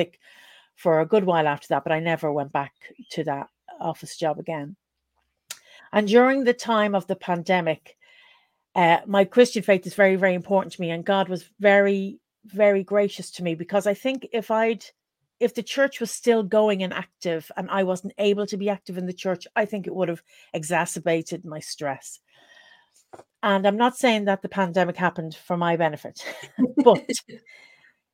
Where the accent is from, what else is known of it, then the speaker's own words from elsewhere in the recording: Dublin, Leinster, Ireland; now in South Wales, United Kingdom; as you can hear from the accent, I'm from Dublin in Ireland